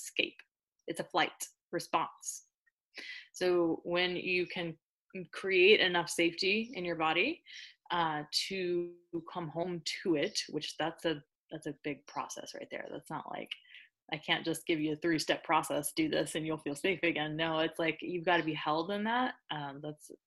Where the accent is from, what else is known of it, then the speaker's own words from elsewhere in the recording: New Orleans, Louisiana, United States; I'm from New Orleans